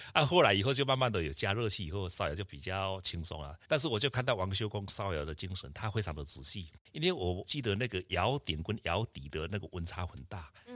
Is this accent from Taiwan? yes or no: yes; Lugu, Nantou County, Taiwan; moved away; also born or lived in Tucheng; 我出生在南投鹿谷的乡下，家里是以作龙为主